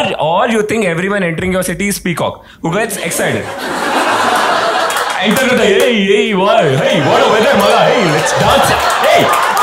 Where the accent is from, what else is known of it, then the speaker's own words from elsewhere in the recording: Mumbai, Maharashtra, India; I'm from Mumbai and this is how big my home is.